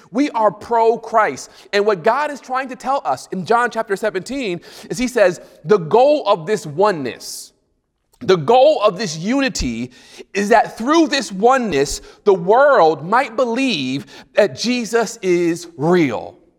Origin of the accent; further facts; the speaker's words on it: United States; I'm from the States